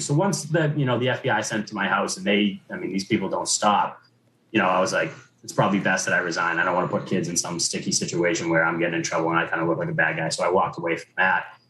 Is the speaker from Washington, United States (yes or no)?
no; Braintree, Massachusetts, United States; was born and raised in Braintree, went through Braintree Public Schools